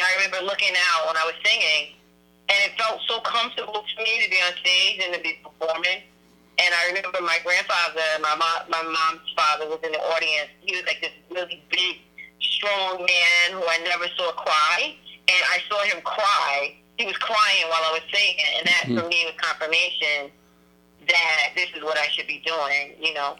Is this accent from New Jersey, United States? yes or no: yes; Passaic, New Jersey, United States; in our town, I come from Passaic, and it's a really small town